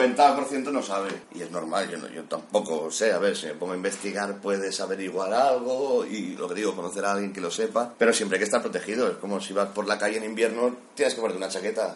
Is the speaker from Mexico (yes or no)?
no; Cubelles, Catalonia, Spain; soy de Cubellas, Barcelona